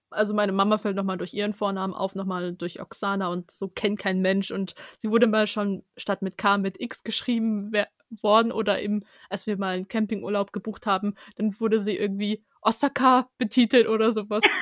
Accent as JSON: {"language": "German", "country": "Germany", "tie": "born there", "said": "ja, ich bin in Deutschland geboren"}